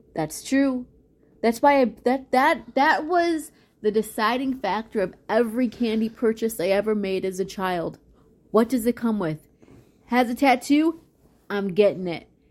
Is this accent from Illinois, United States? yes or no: yes; Chicago, Illinois, United States; I grew up in Chicago